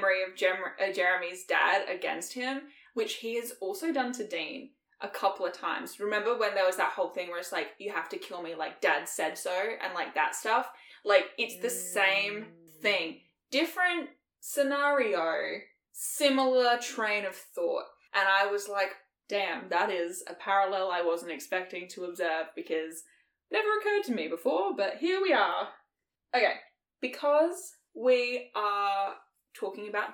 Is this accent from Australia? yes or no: yes; Australia; we grew up in Australia